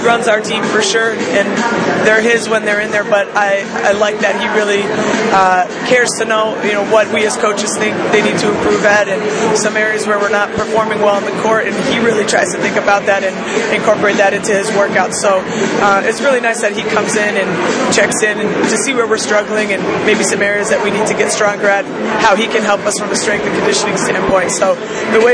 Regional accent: Cumberland, Rhode Island, United States; also born or lived in Pennsylvania / Flagstaff, Arizona; I grew up here in Cumberland, Rhode Island, went to Bishop Grant High School in Attleboro, Mass.

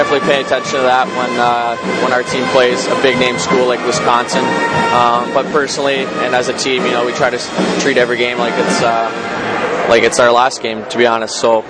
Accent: London, Ontario, Canada; moved away; when I was younger, we had the London Knights in my hometown.

